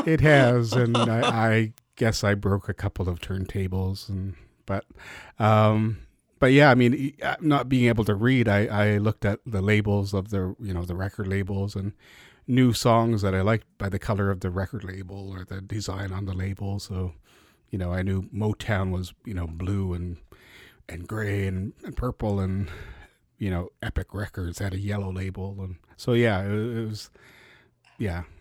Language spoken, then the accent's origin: English; Vancouver, British Columbia, Canada; also born or lived in Tacoma, Washington; I grew up in, grew up in East Van on, on eighteenth and Main, Mount Pleasant area.